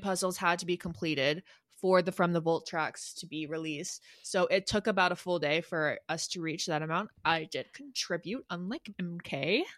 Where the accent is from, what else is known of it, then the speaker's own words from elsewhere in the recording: Atlanta, Georgia, United States; Music Midtown. It's this, like, small little fall festival my hometown puts on